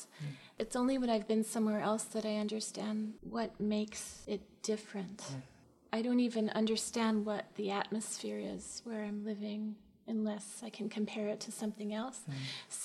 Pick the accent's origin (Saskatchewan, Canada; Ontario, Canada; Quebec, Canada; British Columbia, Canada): Quebec, Canada; Montreal; also born or lived in Bedfordshire, England / the Bronx / Vancouver; I'm from Montreal